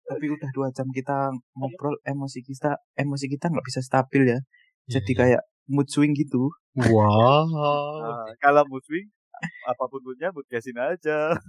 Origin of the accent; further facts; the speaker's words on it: Java, Indonesia; Which is kan kita dari Jawa ya. Dari Jawa.